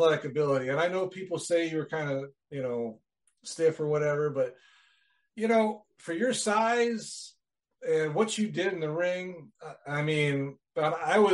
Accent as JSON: {"language": "English", "region": "Wisconsin", "country": "United States", "said": "I'm from Wisconsin."}